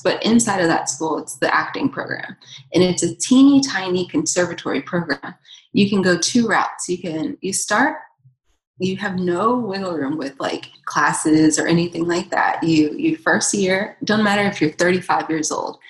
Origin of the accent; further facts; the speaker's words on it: Atlanta, Georgia, United States; moved away as an adult; also born or lived in Boston, Massachusetts; I grew up in Atlanta, Georgia. I was born and raised in Atlanta. And I lived there until I was 19.